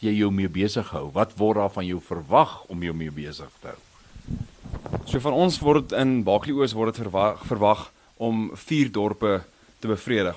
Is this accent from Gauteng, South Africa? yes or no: yes; Krugersdorp, Gauteng, South Africa; Ek het in Kreeusdorp groot geword. So ek was hier gebore en groot geword hierso